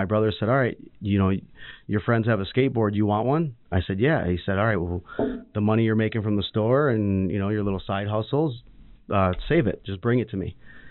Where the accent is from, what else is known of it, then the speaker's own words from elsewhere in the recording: Redford, Michigan, United States; also born or lived in Farmington Hills, Michigan; I was I grew up in Redford.